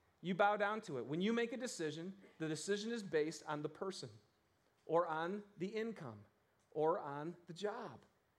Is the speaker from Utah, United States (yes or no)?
no; Michigan, United States; You guys, I'm from Michigan. You know, my mom and dad are farmers.